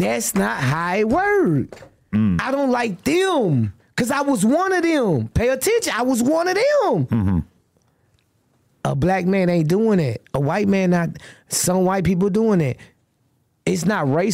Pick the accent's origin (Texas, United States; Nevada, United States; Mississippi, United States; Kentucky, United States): Texas, United States; Austin; I'm from Austin, Texas.